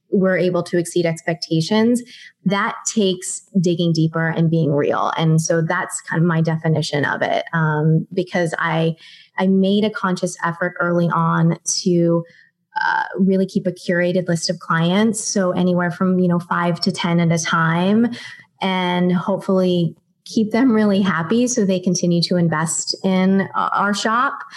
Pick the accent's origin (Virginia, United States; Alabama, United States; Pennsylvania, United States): Pennsylvania, United States; Pittsburgh; moved away as an adult; also born or lived in Ohio; now in Los Angeles, United States; I'm originally from Pittsburgh, Pennsylvania. I went to college in Ohio